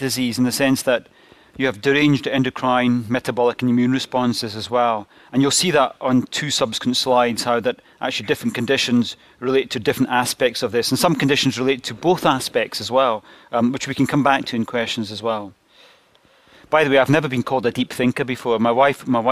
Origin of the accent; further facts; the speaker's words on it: Glasgow, Scotland, United Kingdom; accent: Scottish; I'm from Glasgow and you have to tune into the Scottish accent a little bit